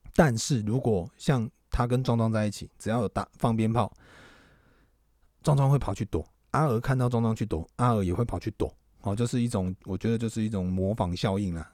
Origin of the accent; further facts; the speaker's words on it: Tainan, Taiwan; 我们台南，光是台南哦，它的庙宇呢，不知道好像几千间